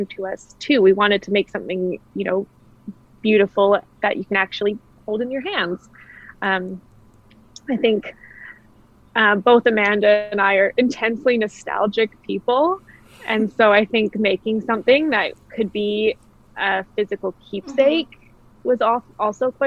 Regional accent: Kamloops, British Columbia, Canada; moved away as an adult; also born or lived in Australia / Netherlands; my hometown. Having been gone for so long and, you know, growing up here, I was born and raised here.

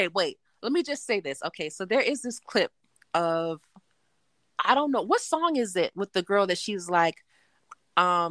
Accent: Miami, Florida, United States; I grew up in Miami

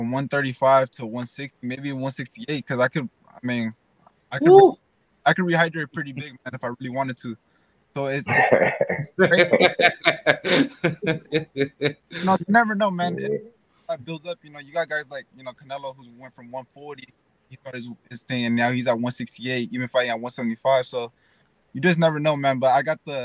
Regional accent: California, United States; we're both from California

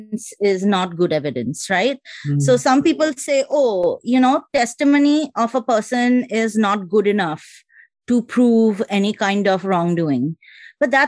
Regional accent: Kolkata, West Bengal, India; moved away as an adult; also born or lived in Haryana / New Delhi; now in United States; I'm also from Calcutta

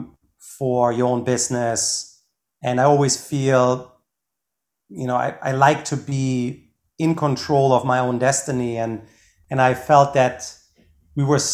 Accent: Germany; now in United States; I'm originally from Germany

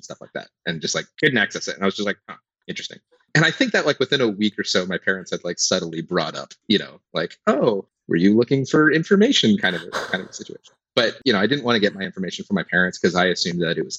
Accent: Pacific Northwest, United States; born or raised there

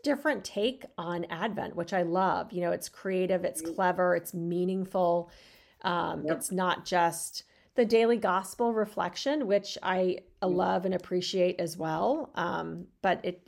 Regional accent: Arizona, United States; growing up in Arizona

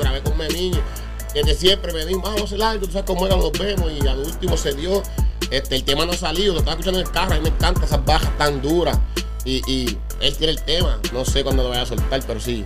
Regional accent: Añasco, Puerto Rico; also born or lived in Mayagüez, Puerto Rico / Holyoke, Massachusetts; now in Massachusetts, United States; yo me nací en la isla, yo nací en Mayagüez, me crié en Añasco.

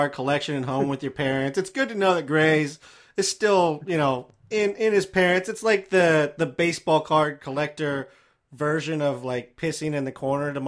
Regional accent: Evansville, Indiana, United States; my hometown in Indiana

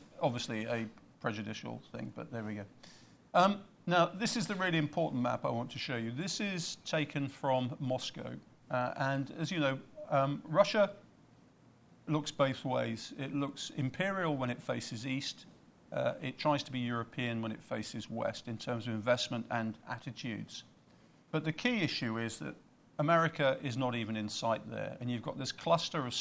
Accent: United Kingdom; I'm Brit

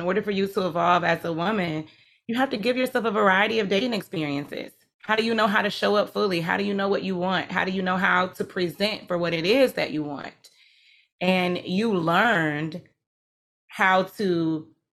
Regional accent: Atlanta, Georgia, United States; I'm from Atlanta, not Georgia.

